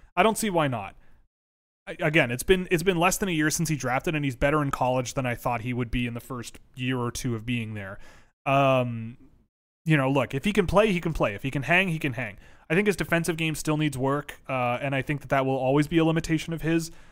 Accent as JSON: {"language": "English", "town": "Toronto", "region": "Ontario", "country": "Canada", "tie": "born or raised there", "said": "growing up in Toronto as a kid"}